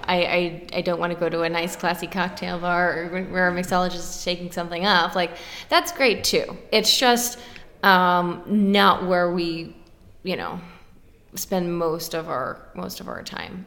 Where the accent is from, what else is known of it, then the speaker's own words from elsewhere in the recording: Dallas, Texas, United States; moved away as an adult; also born or lived in Austin, Texas / San Antonio, Texas; now in Pittsburgh, United States; I grew up outside of Dallas uh, in the suburbs, and then went to Austin for a few years where I met my husband